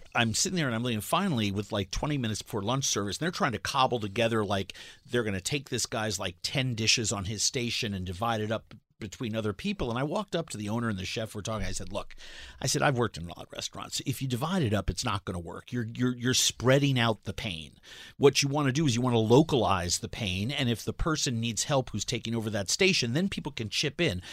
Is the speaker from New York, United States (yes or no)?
yes; New York City, New York, United States; moved away; I'm a culinarian from New York City